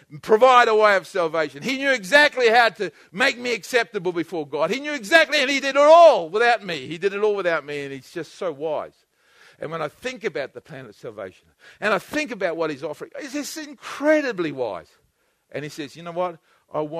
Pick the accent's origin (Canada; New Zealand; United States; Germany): New Zealand; I'm a Kiwi